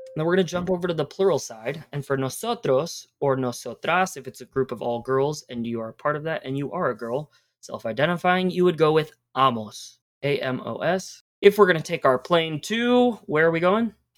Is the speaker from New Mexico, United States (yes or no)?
no; Chicago, Illinois, United States; now in Chattanooga, United States; yo soy de Chicago.